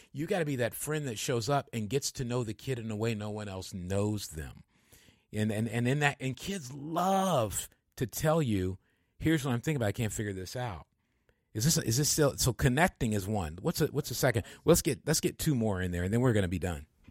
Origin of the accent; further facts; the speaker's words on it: Michigan, United States; I'm from Michigan and the part of Michigan I'm from